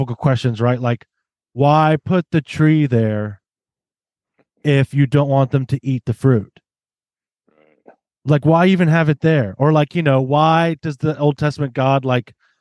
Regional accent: Southern U.S., United States; I grew up in the South here in the Southern U.S.

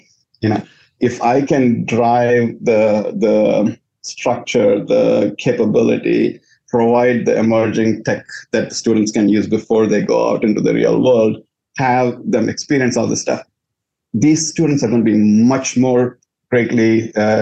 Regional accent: India; moved away as an adult; also born or lived in Louisiana, United States; now in United States; I was born in India

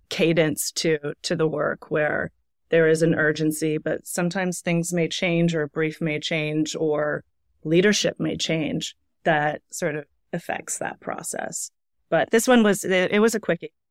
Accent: Canada; moved away as an adult; also born or lived in Toronto / Montreal; now in New York, United States; I'm Canadian. I've been living in New York now for about eleven years

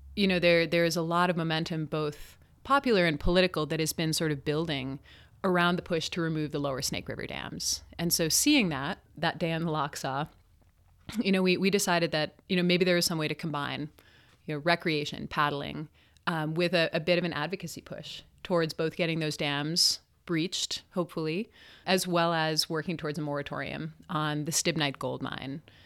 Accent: Salt Lake City, Utah, United States; I grew up in Salt Lake City.

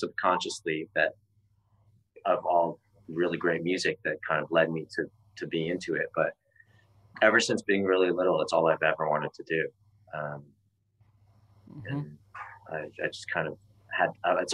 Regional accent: Canada; I'm Canadian

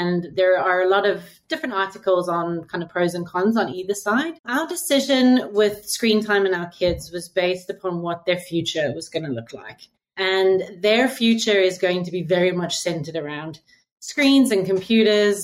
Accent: Cape Town, Western Cape, South Africa; moved away as an adult; also born or lived in United Kingdom; now in Singapore; I was born in South Africa, in Cape Town. My entire schooling career was there. I left when I was 21

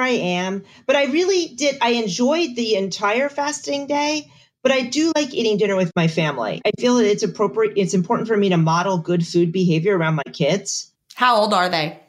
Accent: Bethlehem, Pennsylvania, United States; moved away as an adult; also born or lived in Augusta, Georgia; we retired from the army and we moved back to Pennsylvania. I am from Bethlehem

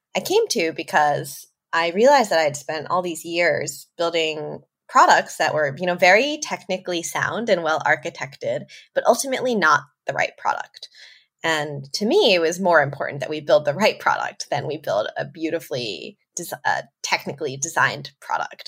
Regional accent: New York suburbs, United States; moved away as an adult; also born or lived in Tokyo, Japan; I'm American. I grew up in New York, in the suburbs. I'm Chinese American

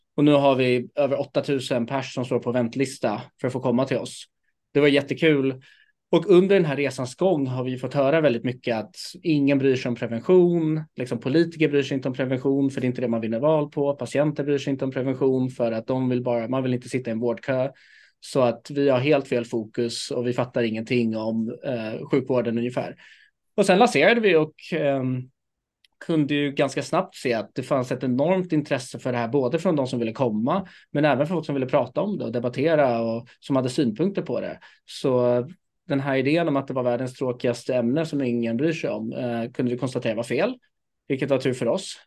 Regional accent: Stockholm, Stockholm County, Sweden; jag är född och uppvuxen här i Stockholm

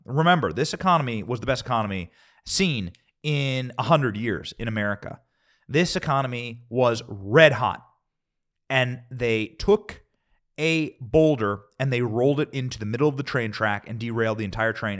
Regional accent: Iowa, United States; I'm from Iowa

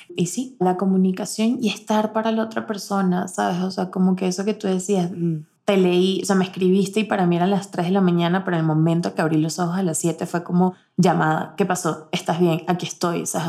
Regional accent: Venezuela; moved away; nosotras como venezolanas

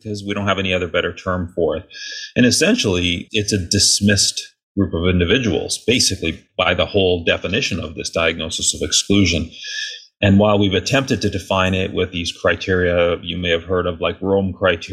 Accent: Thunder Bay, Ontario, Canada; moved away as an adult; also born or lived in Winnipeg, Canada; now in United States; I grew up in Canada in a relatively small city called Thunder Bay

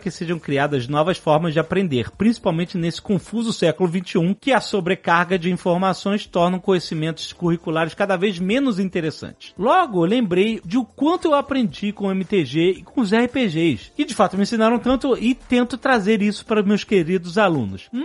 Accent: Petrópolis, Rio de Janeiro, Brazil; Sou de Petrópolis, mas me formei na UESO, Universidade Pública na Zona Oeste do Rio, mais especificamente em Campo Grande.

